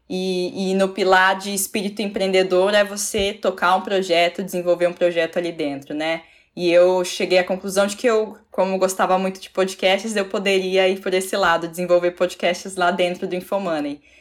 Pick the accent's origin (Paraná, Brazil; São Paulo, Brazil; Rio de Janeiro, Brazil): Paraná, Brazil; Curitiba; eu sou jornalista, eu sou de Curitiba, na região metropolitana ali de Curitiba, no Paraná, nascida e criada ali. É, numa família simples